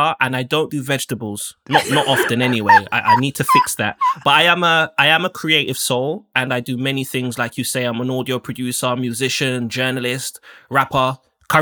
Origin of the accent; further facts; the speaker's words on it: United Kingdom; also born or lived in Jamaica (ancestry); being Black and British, being a second, third generation West Indian person and what Britain feels like for us.